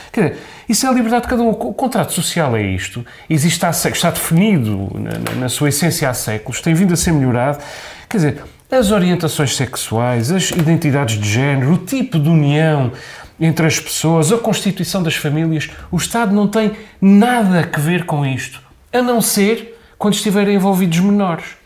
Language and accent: Portuguese; Azores, Portugal; porque nós somos muito ciosos do nosso património mundial em Angra